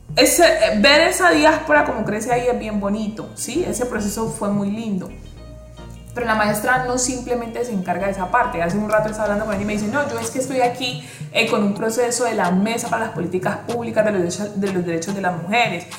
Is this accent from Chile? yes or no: no; Buenaventura, Valle del Cauca, Colombia; soy una mujer, nací y criada en Buenaventura